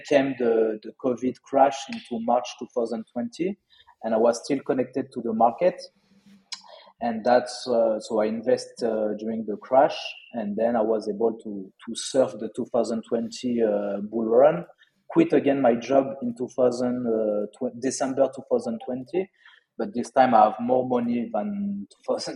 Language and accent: English; Lyon, Auvergne-Rhône-Alpes, France; accent: French; English is a second language; moved away as an adult; also born or lived in Australia / Bali; now in Malaysia; I'm from Lyon